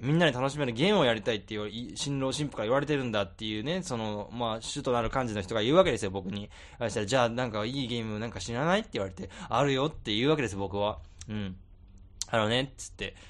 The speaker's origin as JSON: {"language": "Japanese", "region": "Tokyo", "country": "Japan", "tie": "born or raised there", "said": "俺東京で生まれてる"}